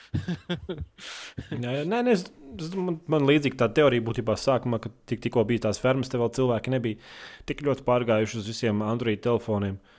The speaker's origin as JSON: {"language": "Latvian", "region": "Selonia", "country": "Latvia", "said": "Es no Latvijas kaut kāds no, nezinu, no. Es esmu no sēlijas."}